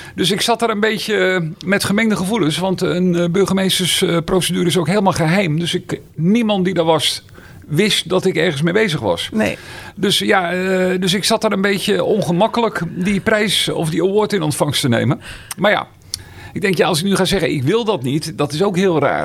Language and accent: Dutch; Meerkerk, South Holland, Netherlands; also born or lived in Schoonrewoerd; Ik kom oorspronkelijk uit Meerkerk